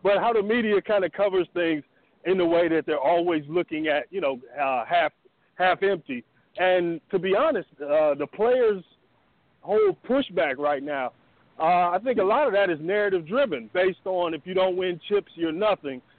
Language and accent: English; Illinois, United States; I grew up in Illinois